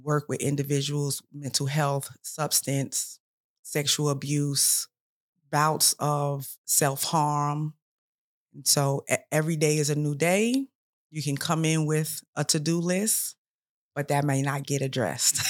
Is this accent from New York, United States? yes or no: yes; New York, United States; also born or lived in South Carolina; now in Columbia, South Carolina, United States; I'm originally from New York